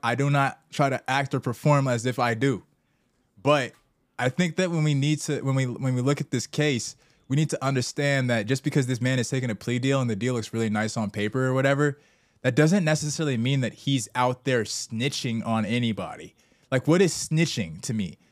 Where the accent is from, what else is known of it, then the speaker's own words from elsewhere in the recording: Southern California, United States; We're both from SoCal suburbs